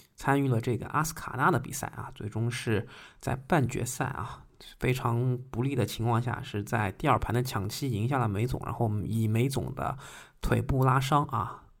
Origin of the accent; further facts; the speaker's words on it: China; 我们中国人